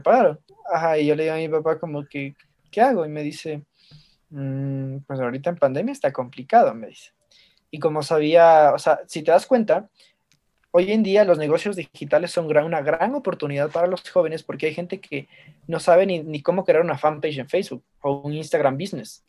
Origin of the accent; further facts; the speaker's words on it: Ambato, Tungurahua, Ecuador; yo estaba estudiando en un colegio aquí en, Ambato, que es donde yo nací.